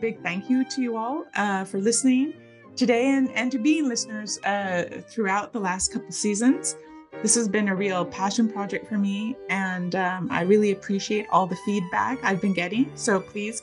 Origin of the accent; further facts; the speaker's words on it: Victoria, British Columbia, Canada; moved away; Victoria, my hometown, by the way, and I was just out there visiting my family